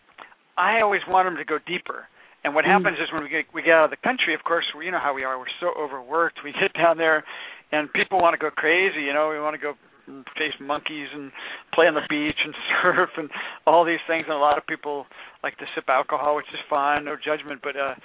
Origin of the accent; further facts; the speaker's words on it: San Francisco, California, United States; I am from San Francisco